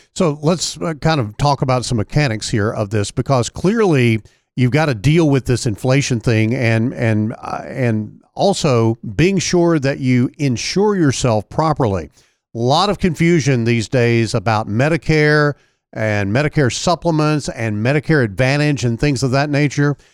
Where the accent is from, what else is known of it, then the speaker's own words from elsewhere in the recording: El Dorado, Arkansas, United States; Amy from my hometown in El Dorado.